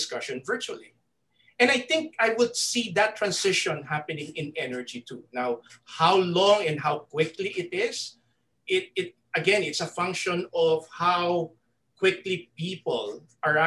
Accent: Philippines; me as a Filipino

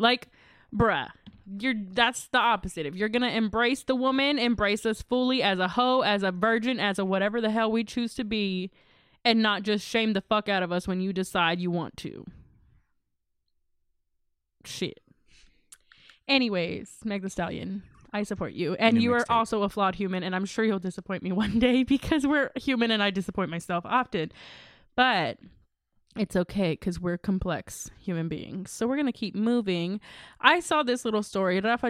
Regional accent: Texas, United States; I'm still from Texas, y'all.

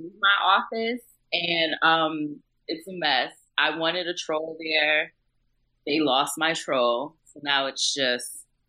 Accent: Buffalo, New York, United States; I grew up in Buffalo, New York, a.k.a. the armpit of America.

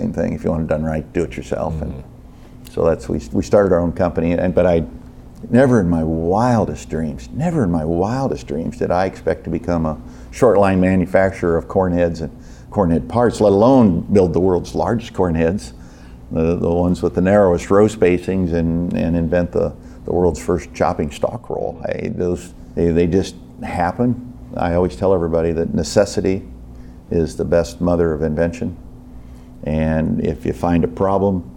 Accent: Illinois, United States; I'm from Illinois

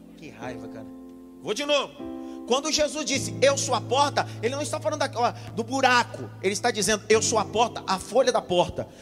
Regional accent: Northeast Region, Brazil; Eu sou nordestino e nordestino come as frases

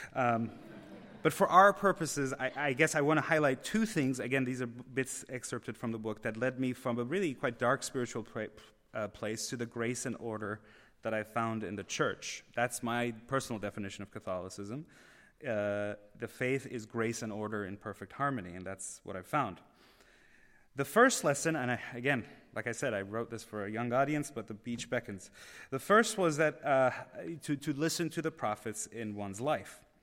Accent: Tehran, Tehran Province, Iran; moved away; I was born in Tehran, Iran

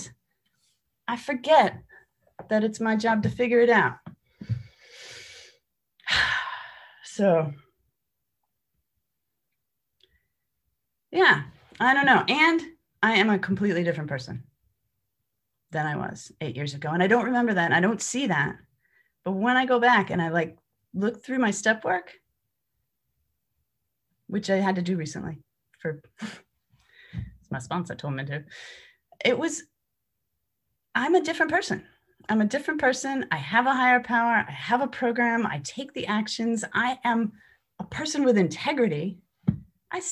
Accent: New York, United States; I come from New York

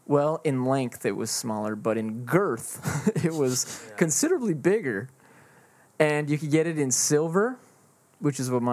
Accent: Canada; I do have the British English, so I'm Canadian.

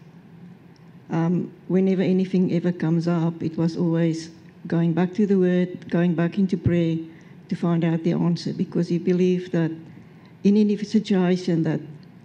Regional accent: South Africa; now in Australia; I'm from South Africa

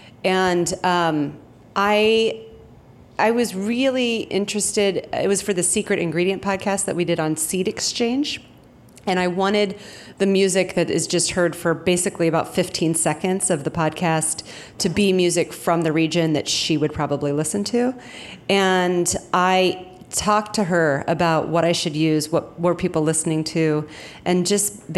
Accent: Midwest, United States; I'm from the Midwest

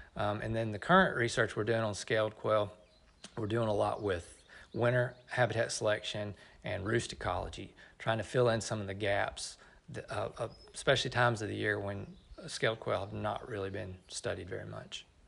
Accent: Middle Tennessee, United States; moved away as an adult; now in Oklahoma, United States; I grew up in Middle Tennessee

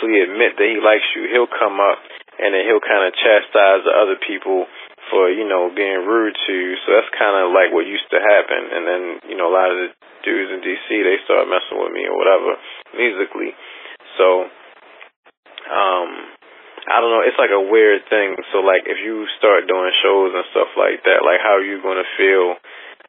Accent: Baltimore, Maryland, United States; moved away as an adult; now in Washington, D.C., United States; I was raised in Baltimore, but true, I was born in D.C. and I went to college in D.C. and I'm out here in D.C. doing my thing

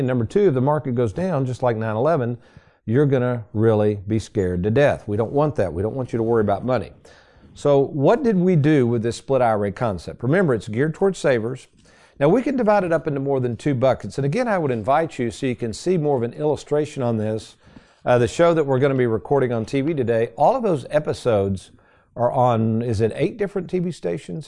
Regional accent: Lexington, United States; I had a basement growing up in Lexington. My mom still lives in that same house

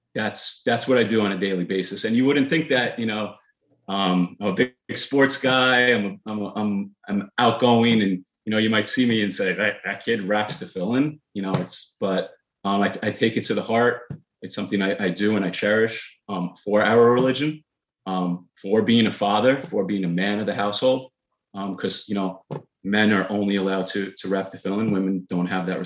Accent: Cedarhurst, New York, United States; I grew up in New York in the Five Towns in Cedarhurst

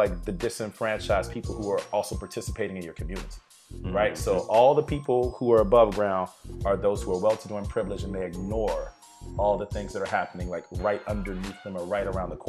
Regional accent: Virginia, United States; I grew up in Virginia

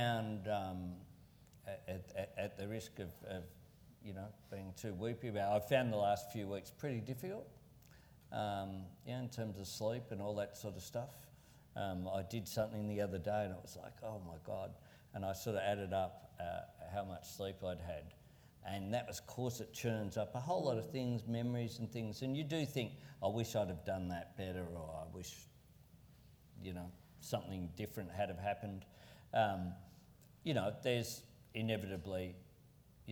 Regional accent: Sydney, New South Wales, Australia; also born or lived in Marrickville; my old base where I grew up in Camperdown was in the same seat as Marrickville where I lived

